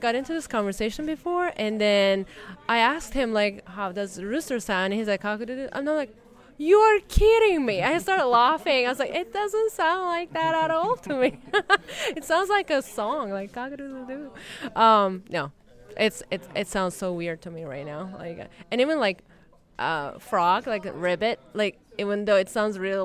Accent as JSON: {"language": "English", "country": "Turkey", "second_language": "English", "moved": "yes", "lives_now": "Chicago, United States", "said": "I'm from Turkey"}